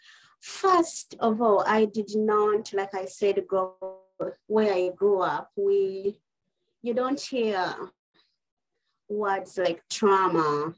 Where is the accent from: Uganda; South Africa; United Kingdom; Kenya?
Uganda; moved away as an adult; now in United States; originally I'm from East Africa, Uganda, but I've been living in the United States for over 20 years now